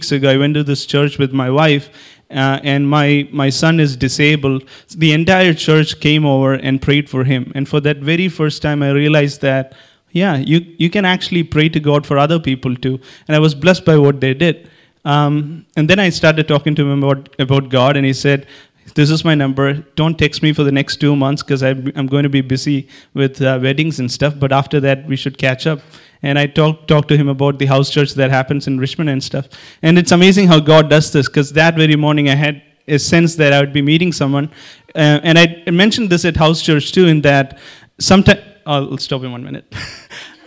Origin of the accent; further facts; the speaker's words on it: Kerala, India; I'm from Kerala.